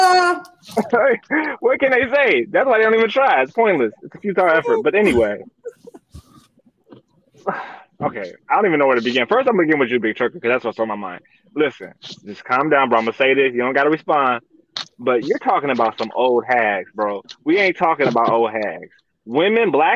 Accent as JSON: {"language": "English", "region": "Minnesota", "country": "United States", "said": "I'm from Minnesota"}